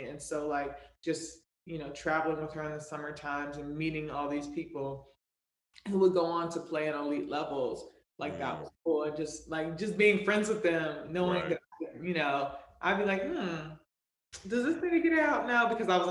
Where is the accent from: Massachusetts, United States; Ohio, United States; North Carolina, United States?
North Carolina, United States; Raleigh; now in New York City, United States; I'm from Raleigh, born and raised